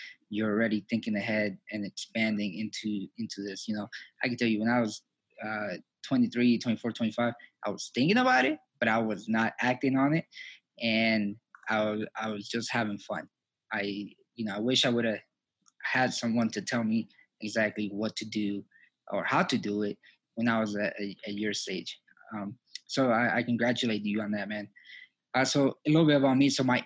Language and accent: English; New Jersey, United States; also born or lived in Colombia; I was born in Colombia. I grew up in New Jersey. I came here when I was 4 years old